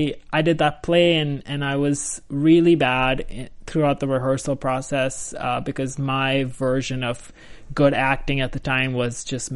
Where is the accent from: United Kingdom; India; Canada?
India; New Delhi, Delhi; moved away as an adult; now in United States; I was born in India, New Delhi. Shocking. Shocking. How did I survive? I lived there for 18 years.